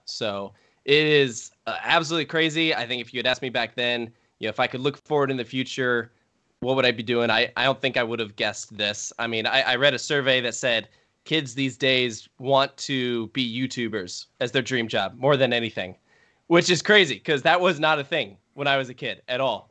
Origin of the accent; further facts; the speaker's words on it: Richmond, Virginia, United States; I grew up in Richmond